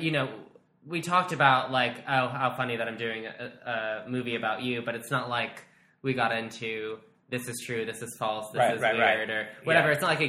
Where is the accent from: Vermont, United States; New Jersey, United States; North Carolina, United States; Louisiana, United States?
New Jersey, United States; born or raised there; moved away